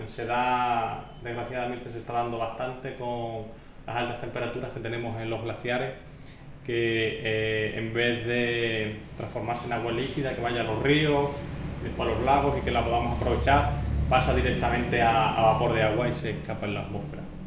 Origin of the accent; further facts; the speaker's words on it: Calamonte, Extremadura, Spain; yo soy de Calamonte, mi, madre recuerda cuando se puso el agua corriente en el pueblo